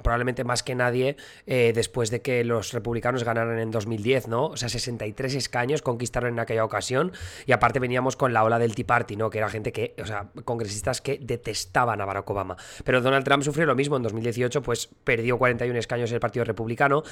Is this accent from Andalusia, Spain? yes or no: no; Alcoy, Valencian Community, Spain; moved away as an adult; now in United States; una festividad que se hace en mi pueblo, en Alcoy